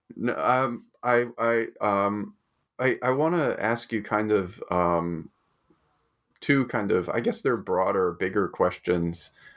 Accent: United States; now in Australia; I'm from America and I live in Australia

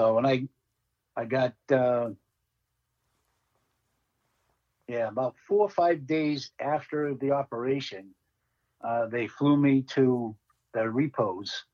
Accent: Massachusetts, United States; I always said, Massachusetts

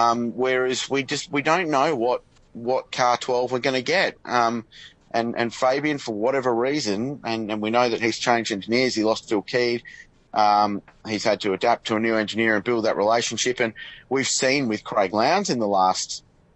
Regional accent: Australia; as an Australian

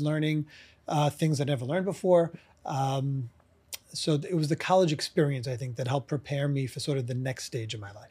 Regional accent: New York City, New York, United States; I'm from, uh, Brooklyn, New York. I still live in Brooklyn, New York, so it's been forty-four years now

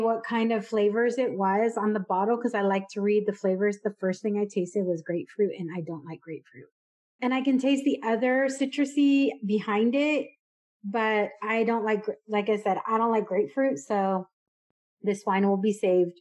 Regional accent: California, United States; moved away as an adult; also born or lived in Dallas, Texas; I grew up in California

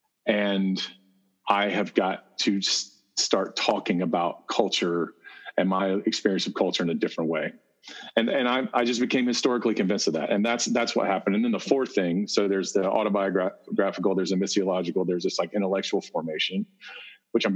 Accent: South Carolina, United States; I'm from South Carolina. I grew up in that world

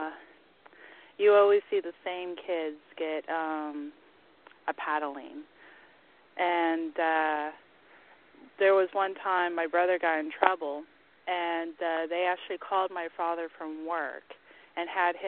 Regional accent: the South, United States; I am from the South

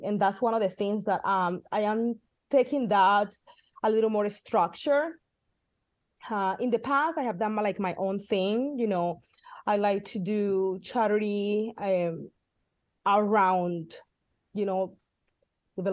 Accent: Colombia; also born or lived in Midwest, United States; now in California, United States; the foundation in my home country

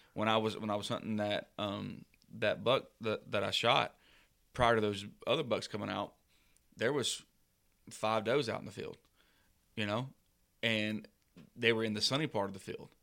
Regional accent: Southeast, United States; growing up in the Southeast

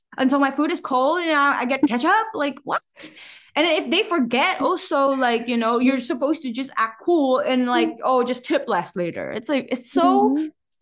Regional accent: Macau; now in United States; we're from Macau, so we're also from a tiny city.

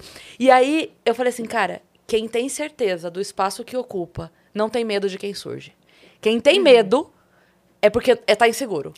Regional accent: Sorocaba, São Paulo, Brazil; eu sou de Sorocaba

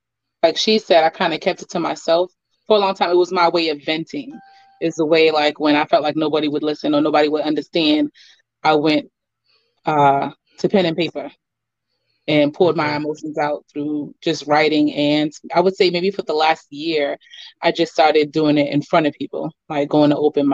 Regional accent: Boston, Massachusetts, United States; now in Goose Creek, United States; I'm originally from Dorchester, Massachusetts, Beantown, but I live in Goose Creek, Charleston, South Carolina right now for the past, since 2014.

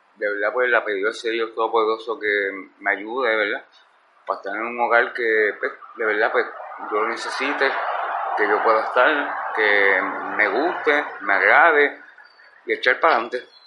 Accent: Ponce, Puerto Rico; moved away; Escuela Superior Pilar de Ponce, yo soy de Ponce

